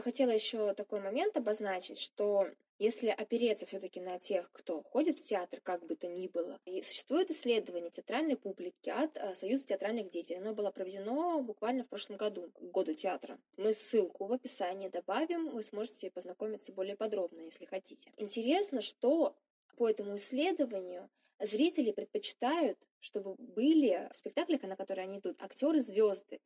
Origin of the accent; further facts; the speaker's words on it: Siberia, Russia; Сибирячка, провинциалка